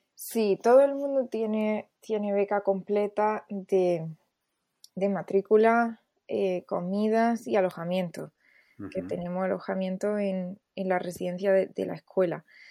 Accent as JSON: {"language": "Spanish", "town": "Almería", "region": "Andalusia", "country": "Spain", "tie": "born or raised there", "also_born_or_lived": "Seville / Los Angeles", "moved": "as an adult", "said": "yo soy de Almería"}